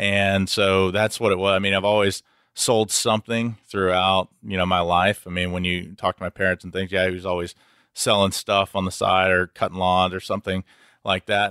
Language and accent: English; Houston, Texas, United States; I'm from Houston originally and born and bred here.